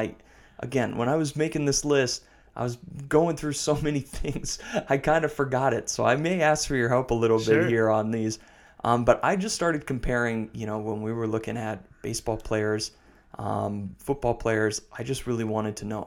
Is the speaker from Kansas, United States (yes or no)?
no; Wisconsin, United States; growing up in Wisconsin